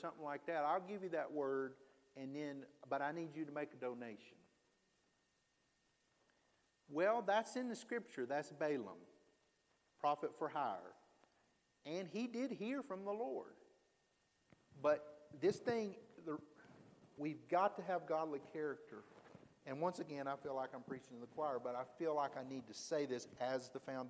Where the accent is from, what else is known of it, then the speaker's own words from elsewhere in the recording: Alabama, United States; I was from Alabama